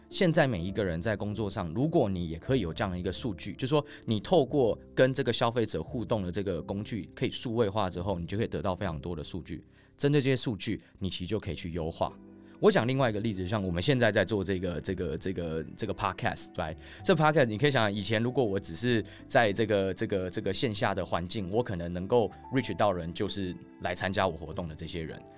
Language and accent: Chinese; Taiwan; 我在台湾土生土长啊，那我之前大学的时候是在清华，那我毕业那年其实就是二零一一年